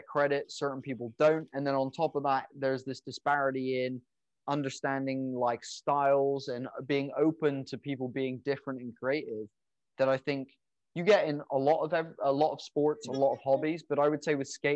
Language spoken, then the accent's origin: English; England, United Kingdom; moved away; where I grew up in England